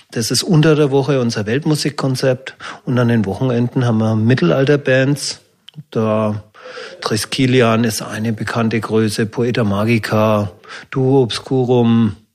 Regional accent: Fürth, Bavaria, Germany; Und da ist mir meine Heimatstadt Fürth eingefallen.

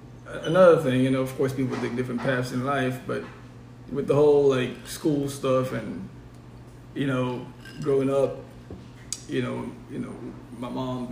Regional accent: Haiti; moved away; growing up in Haiti

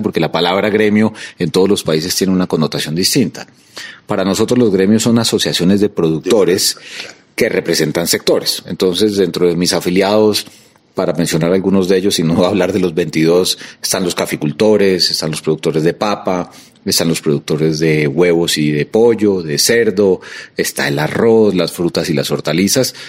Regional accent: Colombia; como colombiano

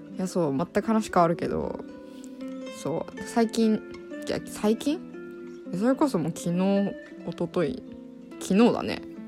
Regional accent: Hokkaido, Japan; うち北海道なんだけど、めっちゃ寒くて

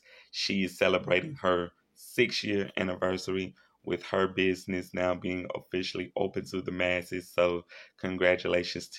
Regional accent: Shreveport, Louisiana, United States; I grew up with them here in my hometown in Shreveport, Louisiana

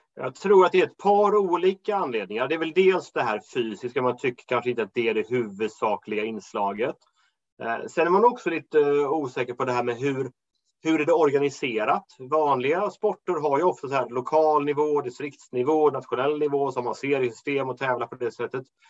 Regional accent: Småland, Sweden; moved away; hem till Småland där jag kommer ifrån

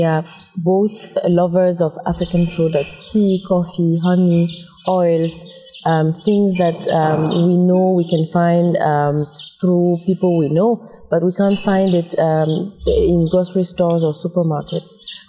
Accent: Togo; now in Congo; I'm from Togo, but I live and work in Congo.

